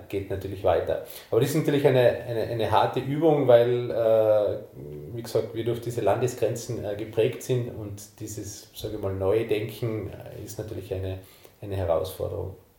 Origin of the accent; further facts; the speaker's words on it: East Tyrol, Austria; bei uns in Osttirol